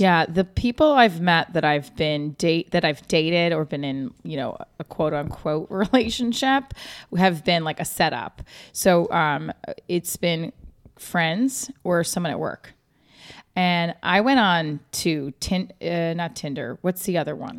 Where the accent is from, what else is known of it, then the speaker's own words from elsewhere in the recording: New Jersey, United States; I'm from Jersey, but I am right outside New York City